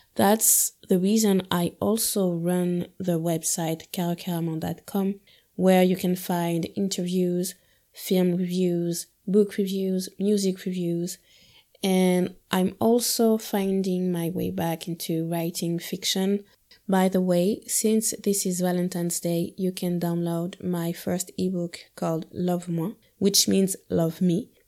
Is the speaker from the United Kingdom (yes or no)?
no; Guadeloupe; moved away as an adult; now in Paris, France; I was born and raised in Guadeloupe, a French Caribbean island. Then I moved to Paris when I was twenty, and this is where I still live today